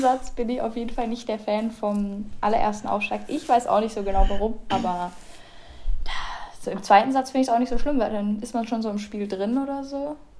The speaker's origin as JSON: {"language": "German", "region": "Bremen", "country": "Germany", "said": "bei uns in Bremen"}